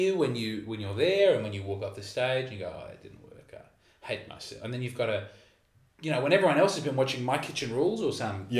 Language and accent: English; Adelaide, South Australia, Australia; I'm from Adelaide